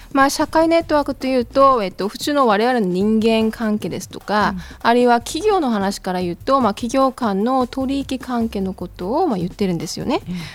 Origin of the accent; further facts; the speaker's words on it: Incheon, South Korea; Japanese is a second language; moved away as an adult; also born or lived in Kyushu, Japan; now in Fukuoka, Japan; 韓国のインチョンですね